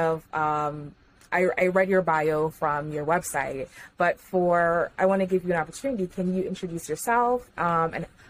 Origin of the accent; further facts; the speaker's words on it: Jamaica; I'm Jamaican by birth and culture, everything. Love being Jamaican